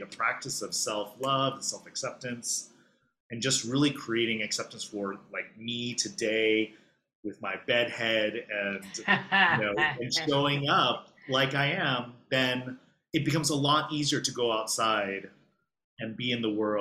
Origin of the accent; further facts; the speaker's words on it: Los Angeles, California, United States; accent: California; moved away as an adult; now in Hong Kong; I'm from Los Angeles, if you can tell. I have a very California accent, I've been told